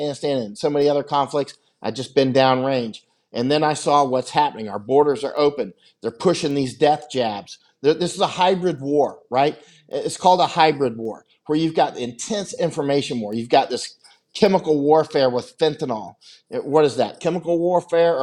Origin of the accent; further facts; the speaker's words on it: United States; moved away as an adult; also born or lived in Honduras; I'm as American as it gets